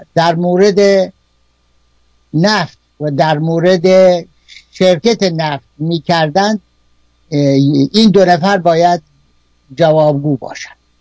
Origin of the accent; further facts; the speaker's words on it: Kerman, Kerman Province, Iran; در شهر خودمون در کرمان